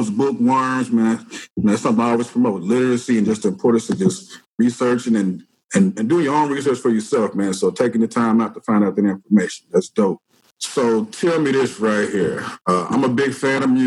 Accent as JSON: {"language": "English", "region": "Arkansas", "country": "United States"}